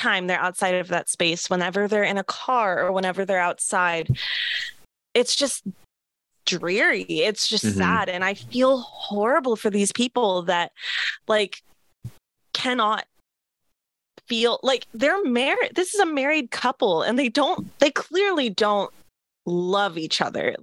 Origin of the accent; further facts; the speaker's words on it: Seattle, Washington, United States; I'm from Seattle